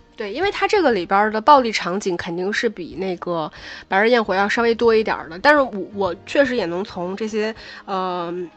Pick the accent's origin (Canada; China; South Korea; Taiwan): China; Northeast China; 因为我是东北人